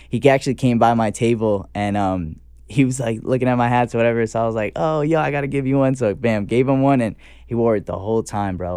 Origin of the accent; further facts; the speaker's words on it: New York City, New York, United States; I'm also from the Bronx